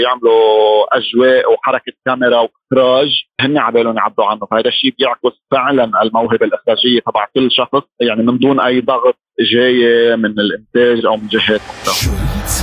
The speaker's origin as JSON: {"language": "Arabic", "country": "Lebanon", "said": "انا مخرج لبناني بعرف جيد المجتمع اللبناني"}